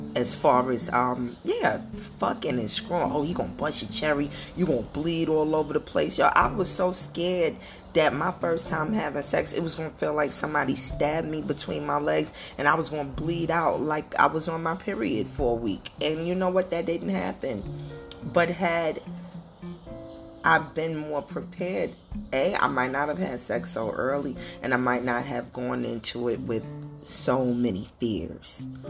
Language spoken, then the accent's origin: English; New York City, New York, United States; growing up in Brooklyn, New York